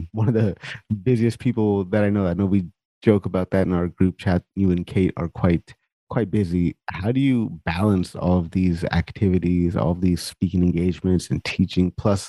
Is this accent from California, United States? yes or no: yes; California, United States; I speak-ish Punjabi and a little bit of Hindi, but mostly, you know, English. But like I grew up in California, so we spoke a lot of Spanish in school. So like I'm pretty comfortable with Spanish.